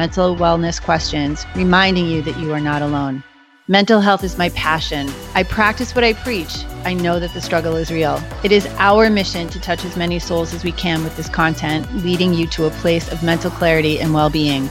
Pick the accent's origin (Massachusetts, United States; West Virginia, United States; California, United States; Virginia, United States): Massachusetts, United States; Beverly; moved away; my hometown, shout out to Beverly, Massachusetts